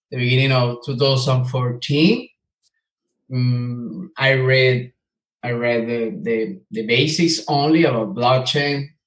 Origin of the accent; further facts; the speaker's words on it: Venezuela; moved away as an adult; now in Scotland, United Kingdom; I am from Venezuela. We are living now in Scotland. We left the country three years ago.